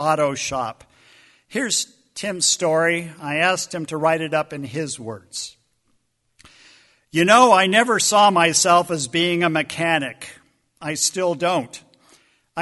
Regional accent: United States; American followers of the way

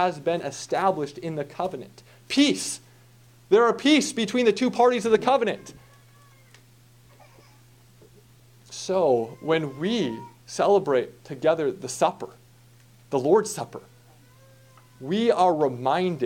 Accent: United States; American Western Christians

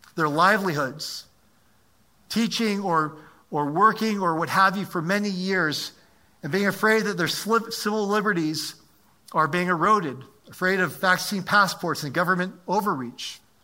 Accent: United States; also born or lived in Maryland; I'm an American

